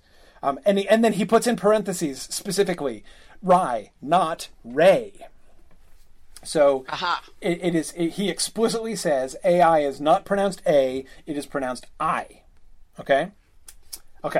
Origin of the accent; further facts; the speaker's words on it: United States; I'm an American and we pronounce things differently